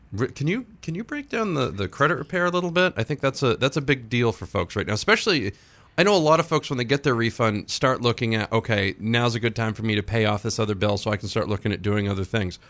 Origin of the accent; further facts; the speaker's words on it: Dixfield, Maine, United States; I grew up in Dixfield.